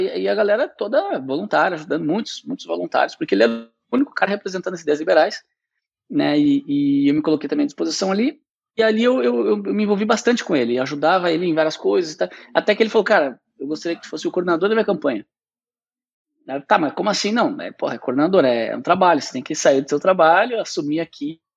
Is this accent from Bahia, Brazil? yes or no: no; Porto Alegre, Rio Grande do Sul, Brazil; eu nasci em Porto Alegre, né? Fui criado numa família de classe média